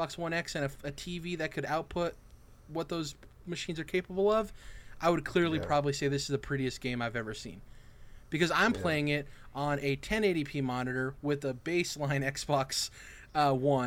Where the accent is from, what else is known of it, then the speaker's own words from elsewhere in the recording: United States; as American citizens